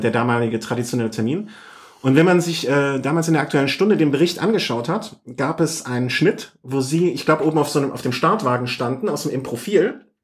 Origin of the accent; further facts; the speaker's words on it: Cologne, North Rhine-Westphalia, Germany; als Kölner